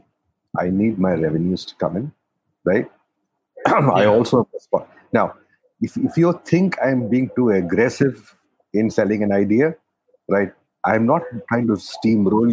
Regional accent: Kerala, India; moved away; I come from Kerala, as you know, and Kerala and people from Kerala and Hindi don't go together

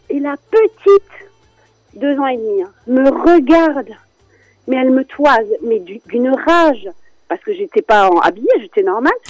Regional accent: France; je suis née en France

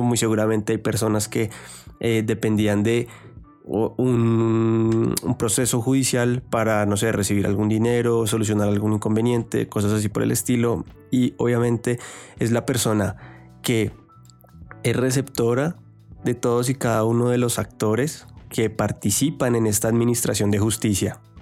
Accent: Colombia; tenemos que tener ahorita todos como colombianos

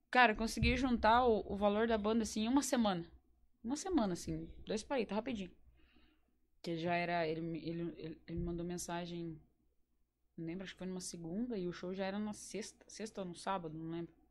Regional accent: Campo Largo, Paraná, Brazil; Eu sou de Campo Largo, capaz!

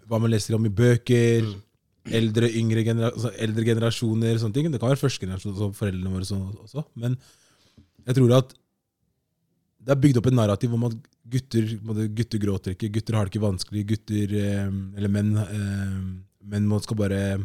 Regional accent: Oslo, Norway; født og oppvokst på Stovner

